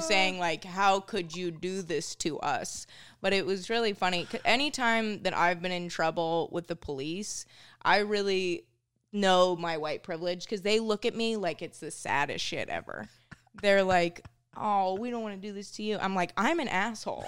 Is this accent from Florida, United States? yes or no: no; Minnesota, United States; moved away as an adult; now in New York, United States; growing up in Minnesota was pretty cool